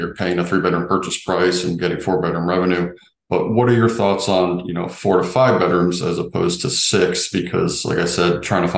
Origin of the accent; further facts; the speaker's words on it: Sarasota/Bradenton area, Florida, United States; I grew up here. I'm from here. So I know the area very well.